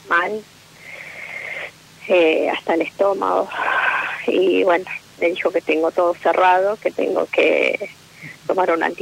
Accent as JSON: {"language": "Spanish", "town": "Rosario", "region": "Santa Fe", "country": "Argentina", "said": "De Rosario."}